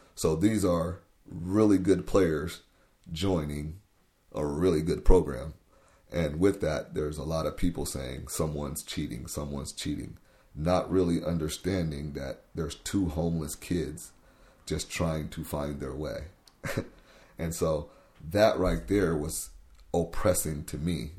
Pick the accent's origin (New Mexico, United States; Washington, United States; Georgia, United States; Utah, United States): Washington, United States; Tacoma; also born or lived in Missouri / Wenatchee, Washington; I grew up right on the hilltop in Tacoma, um, and that's where I've pretty much been my entire life